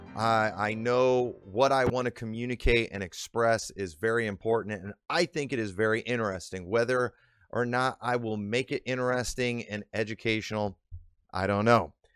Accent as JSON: {"language": "English", "region": "Illinois", "country": "United States", "tie": "born or raised there", "accent": "northern; Illinois", "said": "I've lived in Illinois my whole life, I've picked up on the accent"}